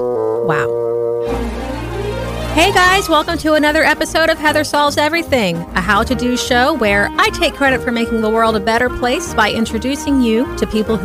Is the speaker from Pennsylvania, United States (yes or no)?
no; New Orleans, Louisiana, United States; now in Tallahassee, United States; We're both from the New Orleans area.